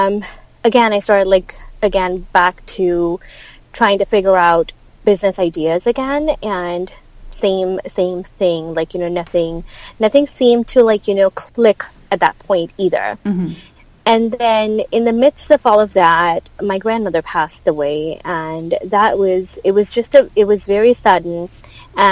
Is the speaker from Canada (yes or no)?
no; India; moved away as an adult; now in United States; I grew up in India